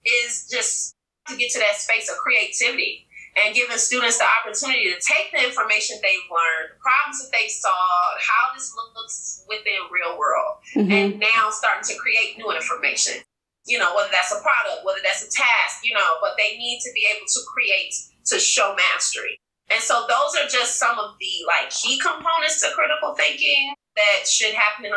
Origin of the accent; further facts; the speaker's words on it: Detroit, Michigan, United States; I'm from Detroit, Michigan.